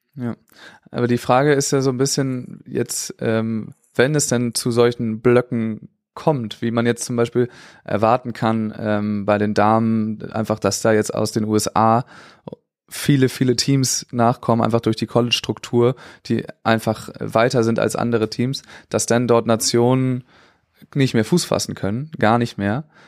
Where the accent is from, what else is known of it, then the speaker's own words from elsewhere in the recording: Germany; für uns als Deutsche